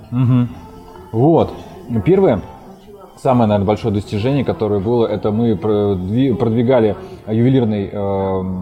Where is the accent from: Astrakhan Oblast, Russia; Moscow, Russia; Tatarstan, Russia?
Moscow, Russia; now in Saint Petersburg, Russia; Я сам вообще из Москвы, но уже три года живу в Питере. Поэтому всем, кто меня спрашивает, на самом деле говорю, что я из Питера.